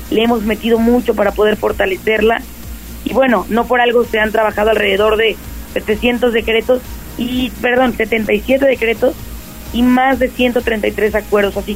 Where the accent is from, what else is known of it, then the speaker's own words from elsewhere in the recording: Puebla, Mexico; todas las conmemoraciones patrias nos hacen unirnos como poblanas, como poblanos, como mexicanas, como mexicanos.